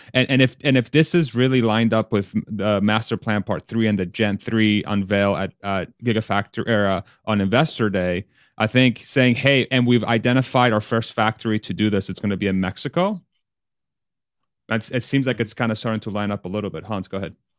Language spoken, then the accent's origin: English; Spain; I was born in Spain